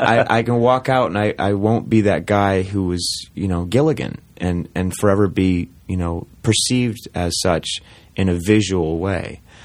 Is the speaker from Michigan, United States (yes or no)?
yes; Saginaw, Michigan, United States; moved away; I grew up in Michigan, in mid-Michigan, Saginaw, Michigan